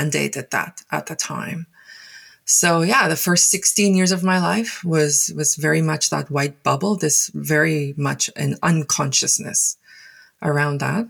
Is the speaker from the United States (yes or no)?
no; Paarl, Western Cape, South Africa; first language Afrikaans; English is a second language; moved away as an adult; also born or lived in Taiwan; now in Surrey, Canada; as a child growing up in South Africa, in a town called Paarl